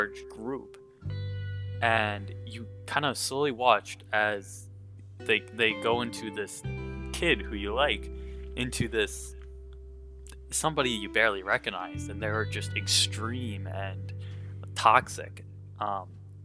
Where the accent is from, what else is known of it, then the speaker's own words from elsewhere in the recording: Minnesota, United States; So I was born in the Midwest, Minnesota. I've lived here my entire life, and I just live in the Twin Cities metro.